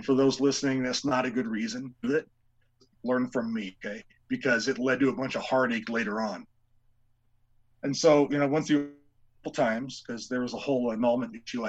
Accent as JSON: {"language": "English", "town": "La Puente", "region": "California", "country": "United States", "tie": "born or raised there", "said": "right up the street from where I grew up in La Puente, California"}